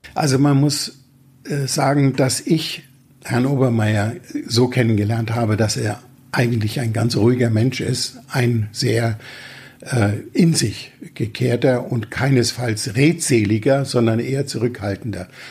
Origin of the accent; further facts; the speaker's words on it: Franconia, Bavaria, Germany; wie man als Franke sagt